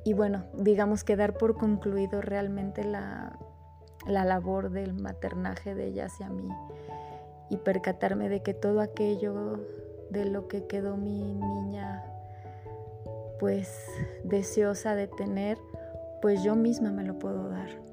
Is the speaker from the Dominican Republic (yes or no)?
no; Mexico; soy de México.